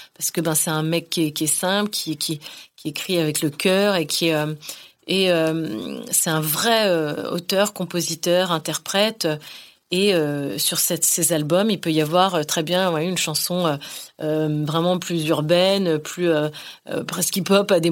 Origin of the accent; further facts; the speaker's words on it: northern Finistère, Brittany, France; moved away; je, puise là-bas, dans le Finistère Nord